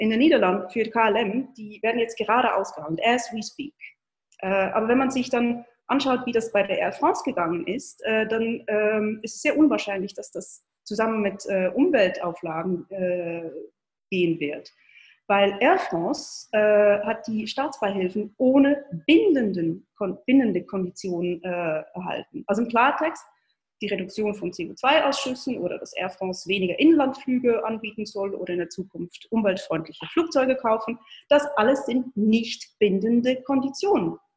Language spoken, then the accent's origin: German; Switzerland; wie gesagt, ich bin Schweizerin und äh, äh, höre mir jeden Tag die Schweizer Nachrichten an.